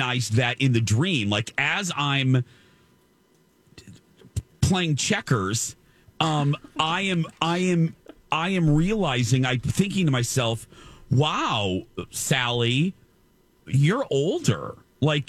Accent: Michigan City, Indiana, United States; my hometown in Michigan City

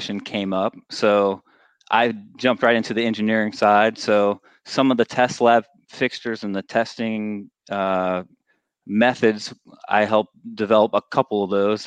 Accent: Virginia, United States; I grew up in Virginia

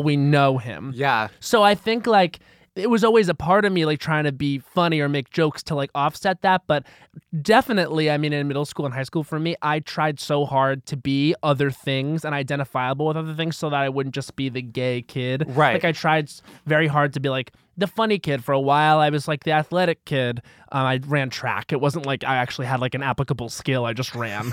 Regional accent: Long Island, New York, United States; I'm from Long Island where it was very sports

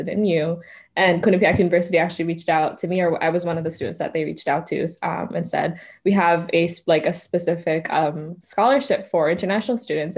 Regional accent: Ethiopia; moved away as an adult; also born or lived in Kenya; now in United States; I was born in Ethiopia. That's where I was raised. So I'm Ethiopian full, like through and through. I speak Amharic, so I'm bilingual

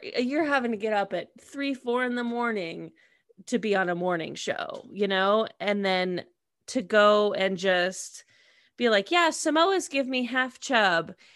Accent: United States; I'm American

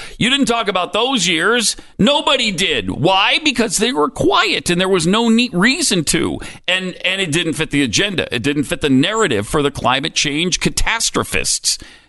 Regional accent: Montana, United States; I mean, I grew up in Montana.

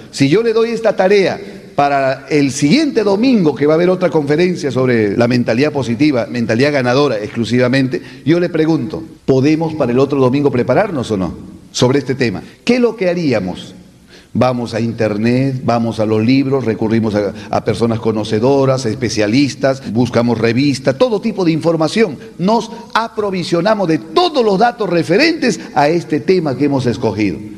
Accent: Peru; no soy de Perú

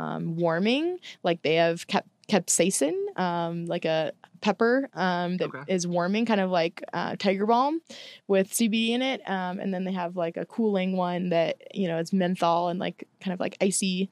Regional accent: St. Louis, Missouri, United States; moved away as an adult; also born or lived in Tallahassee, Florida; now in Portland, United States; I've only lived in St. Louis, where I grew up, Tallahassee, where I went to school, and Portland, where I live now

